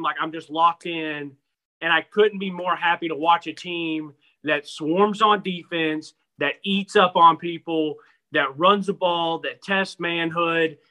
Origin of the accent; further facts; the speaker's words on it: Nashville, Tennessee, United States; now in Knoxville, United States; I was born in Knoxville. My family and I moved to Nashville when I was, you know, six months old, whatever. And so I grew up there.